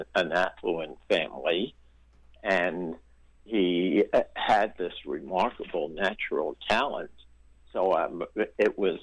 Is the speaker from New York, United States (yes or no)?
yes; New York City, New York, United States; also born or lived in Brooklyn; I was from New York. I grew up in Queens